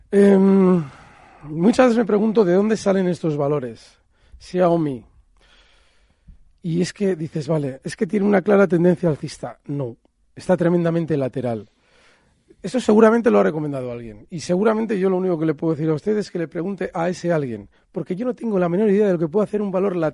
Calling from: Logroño, La Rioja, Spain; Buenos días, soy Jorge de Logroño. Mi pregunta es para Alberto Iturralde.

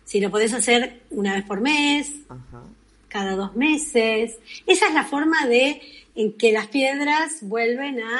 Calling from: Argentina; de Argentina

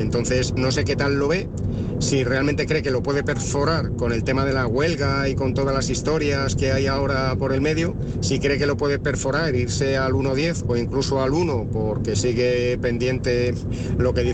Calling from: Madrid, Community of Madrid, Spain; Hola, buenas tardes … eh, de Madrid.

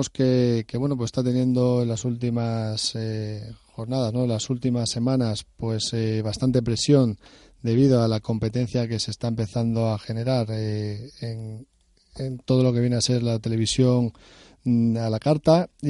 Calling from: Basque Country, Spain; Soy un pequeño de Guipúzcoa.

